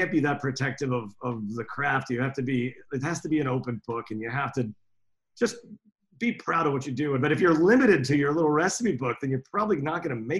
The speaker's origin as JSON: {"language": "English", "town": "New York City", "region": "New York", "country": "United States", "tie": "born or raised there", "said": "I growing up in New York City restaurants and working around Europe, not just in Finland"}